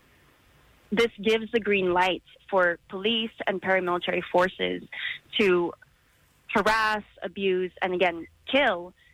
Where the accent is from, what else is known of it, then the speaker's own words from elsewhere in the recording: Philippines; now in United States; my home country